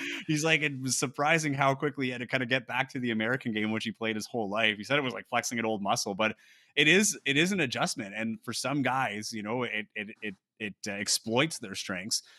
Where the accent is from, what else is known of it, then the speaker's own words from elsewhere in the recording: Timmins, Ontario, Canada; now in Winnipeg, Canada; I grew up in Timmins